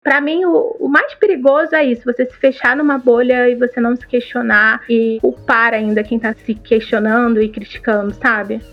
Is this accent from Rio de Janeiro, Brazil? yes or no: yes; Baixada Fluminense, Rio de Janeiro, Brazil; eu sou da Baixada Fluminense, aqui no Rio de Janeiro